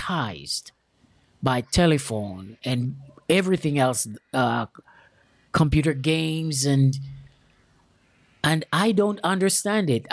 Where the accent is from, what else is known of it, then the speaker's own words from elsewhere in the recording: Jamaica; moved away; I'm from Jamaica. And I've left Jamaica like 30 something years ago